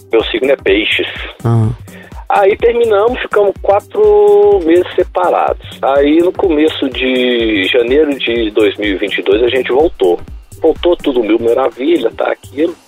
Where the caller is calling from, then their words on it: Belo Horizonte, Minas Gerais, Brazil; Eu falo de Belo Horizonte